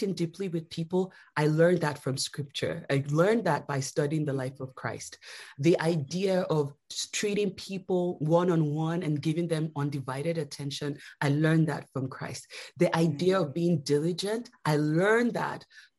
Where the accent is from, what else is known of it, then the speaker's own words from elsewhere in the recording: Lagos, Nigeria; now in United States; I grew up in Nigeria